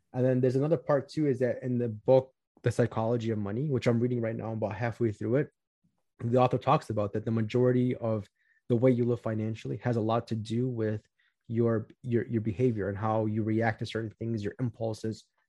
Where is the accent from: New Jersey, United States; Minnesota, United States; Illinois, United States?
Illinois, United States; Chicago; I'm from Chicago, Illinois. I grew up in the southwest suburbs of Chicago